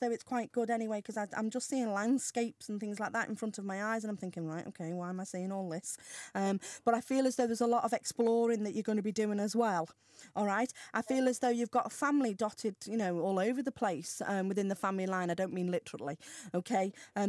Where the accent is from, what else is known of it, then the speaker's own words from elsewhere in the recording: Ellesmere Port, North West England, United Kingdom; I'm Ellesmere Port.